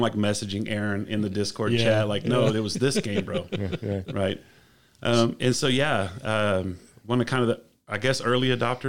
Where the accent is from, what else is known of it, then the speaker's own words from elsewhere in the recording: Del Rio, Texas, United States; also born or lived in New Braunfels / Borger / Corpus Christi; Born and raised. My dad was in the highway patrol, so we did move around a lot. I was born in Braunfels. We lived in Borger, Texas, which is about an hour north of Amarillo. We moved to Corpus Christi for 4 or 5 years. And then kind of ended up in Del Rio.